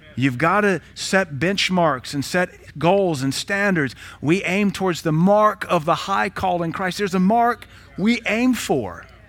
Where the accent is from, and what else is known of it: United States